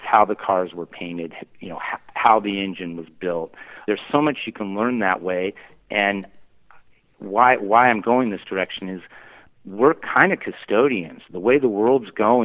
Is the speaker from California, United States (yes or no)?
yes; Newport Beach, California, United States; also born or lived in Pacific Northwest; the town I grew up in Newport Beach